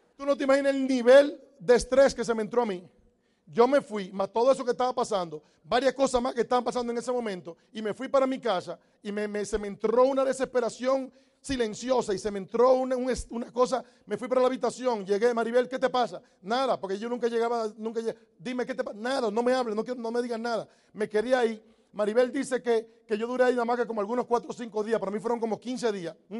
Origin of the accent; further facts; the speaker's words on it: Dominican Republic; moved away as an adult; also born or lived in New York; Los dominicanos decimos, no hay nada